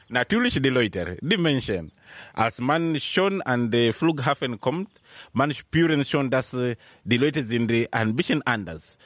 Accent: Mombasa, Mombasa County, Kenya; German is a second language; moved away as an adult; also born or lived in Nairobi, Kenya; now in Germany; Ich bin in Mombasa geboren. Mombasa liegt in der Süd, in Kenia ganz, ganz in der Süd. Aber seit ich 13 äh, Jahre alt war, bin ich nach Nairobi umgezogen

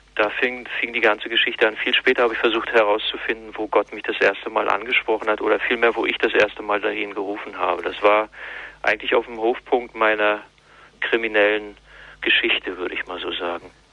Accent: East Germany, Germany; die auch atheistisch gewesen ist, auch ein Kind des Ostens

